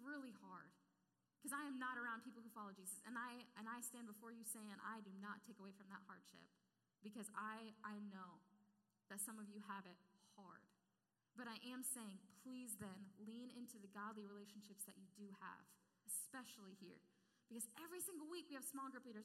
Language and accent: English; Clarksville, United States; I grew up in Clarksville